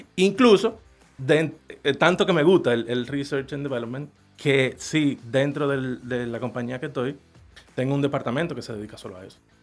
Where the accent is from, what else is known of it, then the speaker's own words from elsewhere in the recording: Dominican Republic; como dominicano